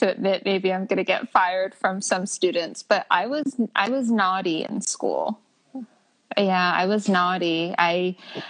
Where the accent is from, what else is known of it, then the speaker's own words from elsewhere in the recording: El Monte, California, United States; also born or lived in Alhambra, California / Temple City, California / La Crescenta, California / Glendale, California; I grew up in El Monte, Temple City